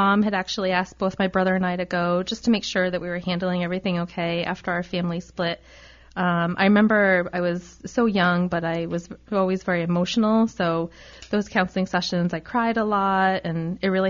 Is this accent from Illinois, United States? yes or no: no; Rhode Island, United States; I'm actually from Rhode Island. I went to our state school, the University of Rhode Island. You know, as a Rhode Islander